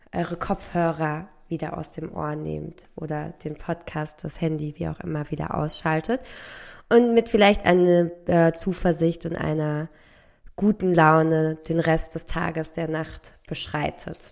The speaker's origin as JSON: {"language": "German", "area": "near Frankfurt", "region": "Hesse", "country": "Germany", "also_born_or_lived": "Berlin", "said": "Also ich komme aus der Nähe von Frankfurt in in einem kleinen Dörfchen."}